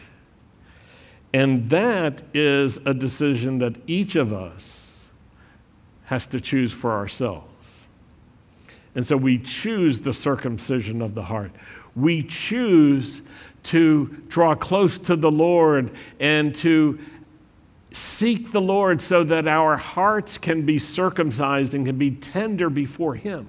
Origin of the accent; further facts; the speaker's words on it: United States; We're American